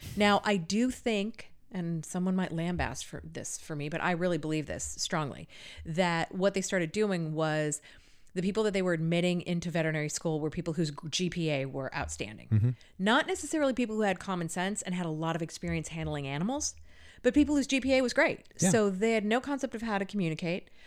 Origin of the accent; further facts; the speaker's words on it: California, United States; moved away; I'm from California originally